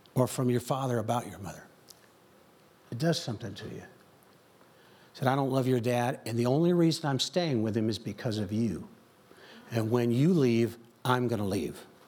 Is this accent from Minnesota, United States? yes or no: no; Joliet, Illinois, United States; I grew up in Chicagoland